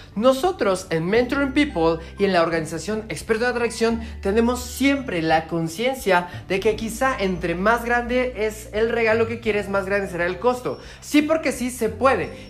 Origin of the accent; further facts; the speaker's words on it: Mexico; viajando todas las semanas por toda mi República Mexicana